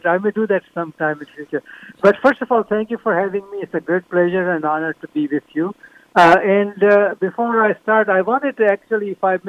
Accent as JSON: {"language": "English", "town": "Vadodara", "region": "Gujarat", "country": "India", "tie": "born or raised there", "moved": "yes", "lives_now": "United States", "said": "I was born in Baroda, in Gujarat. So I'm Gujarati by birth, but my family moved to Gujarat after the country was divided."}